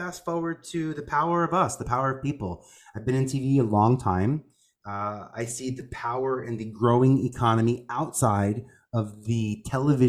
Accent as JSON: {"language": "English", "region": "New York", "country": "United States", "said": "I'm originally from New York."}